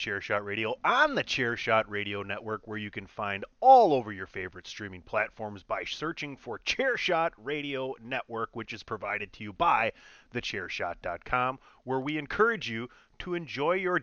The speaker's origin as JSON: {"language": "English", "region": "Southeast Wisconsin", "country": "United States", "tie": "born or raised there", "said": "growing up in Southeast Wisconsin"}